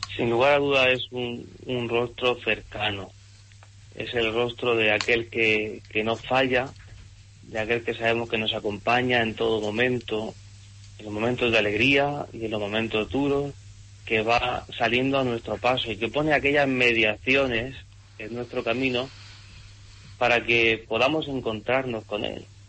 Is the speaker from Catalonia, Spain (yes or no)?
no; Monteagudo, Region of Murcia, Spain; De la huerta de Murcia, de ese pueblo de Monteagudo